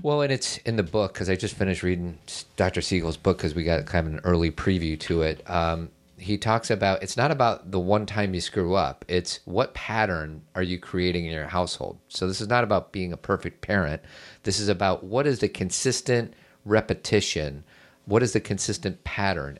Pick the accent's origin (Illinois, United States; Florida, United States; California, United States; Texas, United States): Illinois, United States; Chicago; now in Elmhurst, United States; grew up in Chicago in a nice part of Chicago, not like downtown crazy Chicago. And I now live in Elmhurst.